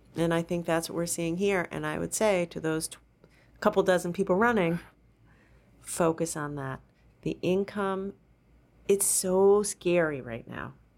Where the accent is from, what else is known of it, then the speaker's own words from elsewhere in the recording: Rhode Island, United States; I grew up in Rhode Island in the seventies